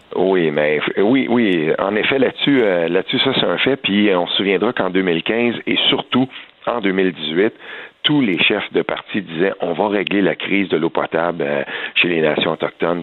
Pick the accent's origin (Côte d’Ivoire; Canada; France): Canada; Quebec; chez nous au Québec